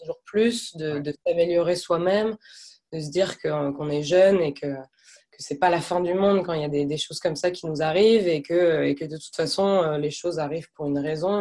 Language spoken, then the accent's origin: French; France; moved away as an adult; also born or lived in Lille / Canada; je suis française, j'ai 28 ans